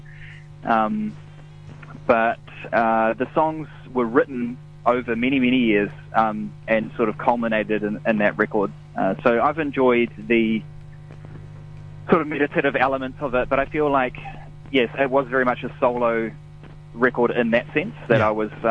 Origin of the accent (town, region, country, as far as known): Lower Hutt, Wellington, New Zealand; born or raised there; also born or lived in Wainuiomata